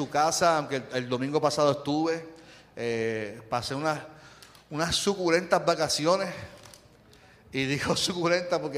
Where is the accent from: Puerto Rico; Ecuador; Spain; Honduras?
Puerto Rico; el tema que quiero compartir con ustedes es celebremos nuestra puertorriqueñidad